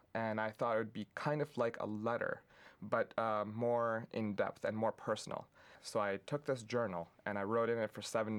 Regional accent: Pakistan; moved away; I grew up in Pakistan

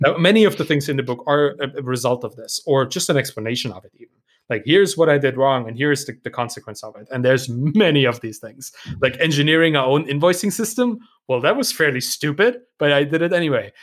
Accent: Germany; English is a second language; I'm also German and, uh, English may not be my, my first language.

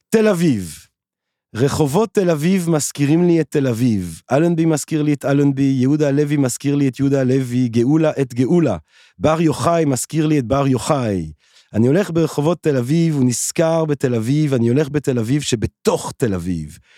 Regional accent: Belgium; born there; moved away as an adult; also born or lived in England / France / Italy / Barcelona; ואז כאילו נולדתי בבלגיה, ואז הייתי באנגליה, ואז הייתי בצרפת, ואז הייתי, ב, הייתי באיטליה, ובברצלונה, ובניו יורק

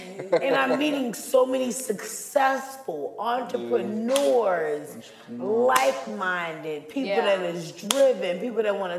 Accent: Charlotte, North Carolina, United States; Born and raised in Charlotte, the boy.

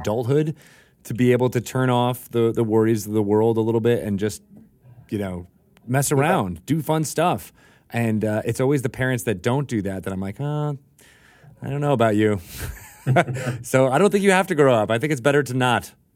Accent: Connecticut, United States; I was uh, I was in Connecticut. I could uh, on the on the uh, Long Island Sound

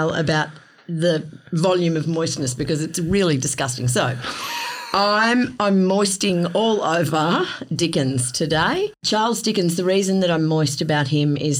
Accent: Melbourne, Victoria, Australia; I grew up in Melbourne

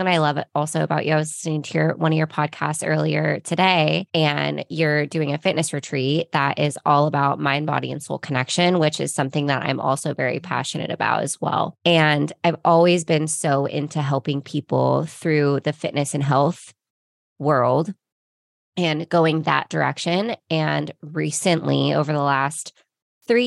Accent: Ventura, California, United States; now in Costa Mesa, United States; I am from Ventura, California. I was born and raised on the beach

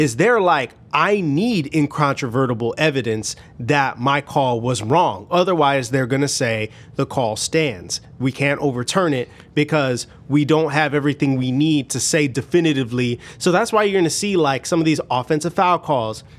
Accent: Chicago, Illinois, United States; I'm from Chicago

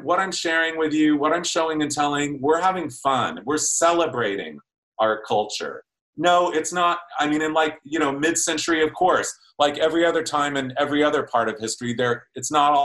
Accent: Ontario, California, United States; I grew up in Ontario, California

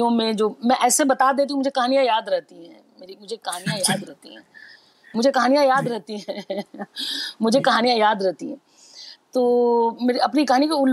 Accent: Vaishali district, Bihar, India; moved away as an adult; तो greater greater Mithilanchal है जिसमें एक छोटा सा है वैशाली मैं वैशाली जिले से

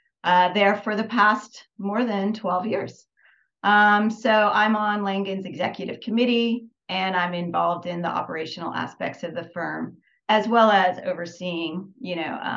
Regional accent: Northern California, United States; also born or lived in Albuquerque, New Mexico; I grew up in Northern California, about 40 minutes south of San Francisco

